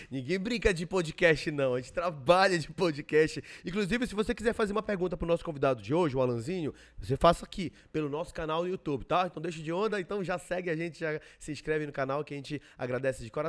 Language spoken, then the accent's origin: Portuguese; Belém, Pará, Brazil; Eu sou de Belém mesmo.